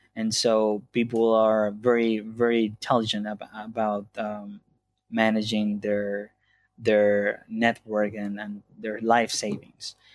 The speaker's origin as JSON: {"language": "English", "country": "Venezuela", "tie": "born or raised there", "moved": "yes", "said": "I grew up in Venezuela"}